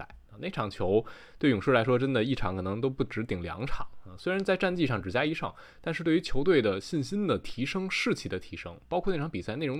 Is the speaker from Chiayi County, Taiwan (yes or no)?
no; Taichung, Taiwan; 我是…，好久不见啊！